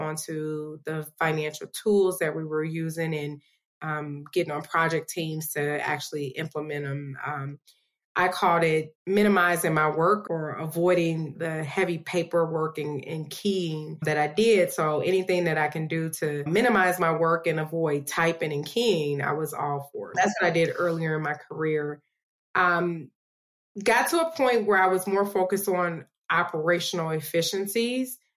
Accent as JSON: {"language": "English", "town": "Chicago", "region": "Illinois", "country": "United States", "moved": "yes", "lives_now": "Las Vegas, United States", "said": "I'm originally from Chicago, but I currently live in Las Vegas, Nevada."}